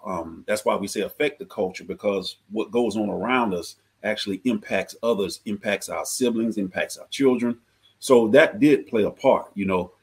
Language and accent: English; Georgia, United States; I'm from Georgia